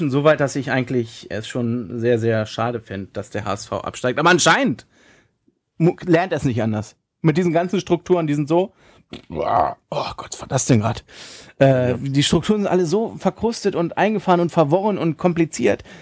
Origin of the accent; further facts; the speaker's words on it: Hanover, Lower Saxony, Germany; als Hannoveraner, wie ich es bin, hauer, hauer, hauer, das hätte auch gut und gerne mal 4-5-0 ausgehen können.